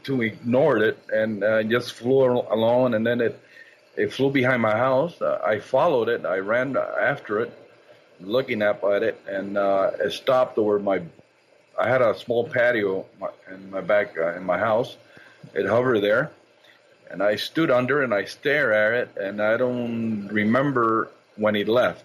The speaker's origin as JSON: {"language": "English", "country": "Cuba", "tie": "born or raised there", "moved": "yes", "said": "most of these events occurred when I was a child back in my native Cuba"}